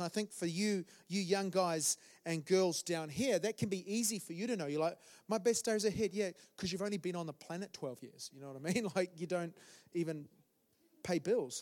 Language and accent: English; New Zealand; moved away as an adult; now in London, United Kingdom; I'm from, I'm from New Zealand originally. Um, so that was 13 years ago. We came to London, my wife and I.